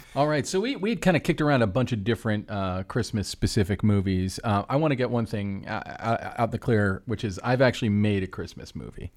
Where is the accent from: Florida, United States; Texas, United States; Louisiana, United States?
Florida, United States; Orlando; I was, I was raised Jewish in Orlando, Florida, which was not a super Jewish area